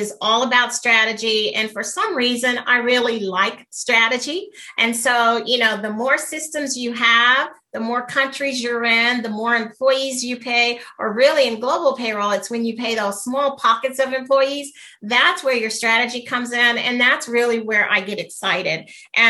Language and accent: English; United States; Being American